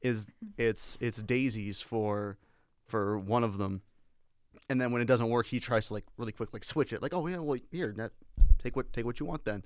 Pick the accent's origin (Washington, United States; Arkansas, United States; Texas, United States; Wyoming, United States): Washington, United States; now in Las Vegas, United States; I was born in Washington State